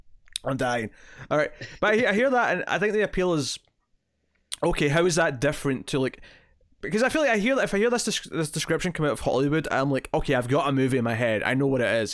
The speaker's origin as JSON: {"language": "English", "region": "Scotland", "country": "United Kingdom", "said": "I'm Scottish"}